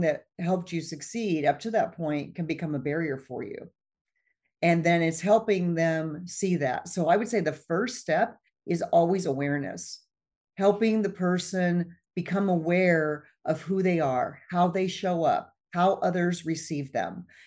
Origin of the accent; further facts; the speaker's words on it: Midwest, United States; I grew up in the Midwest, and we lived out in the country